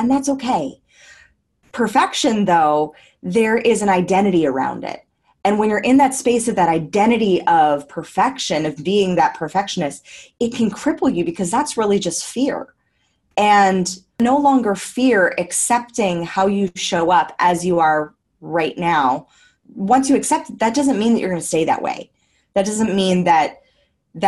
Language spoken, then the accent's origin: English; United States; moved away as an adult; now in Australia; I am an American just living the dream abroad